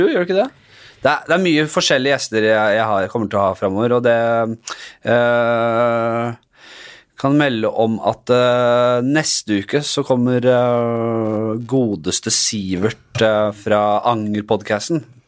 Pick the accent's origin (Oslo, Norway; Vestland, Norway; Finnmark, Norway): Oslo, Norway; Fra Bekkelaget, det er der jeg er fra.